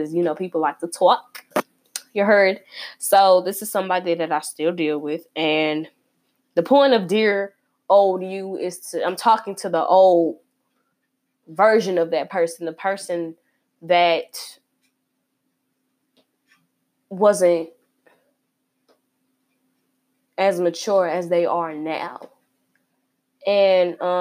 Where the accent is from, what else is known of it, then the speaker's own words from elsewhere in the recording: Chicago, Illinois, United States; I'm repping my hometown, Chicago, Northside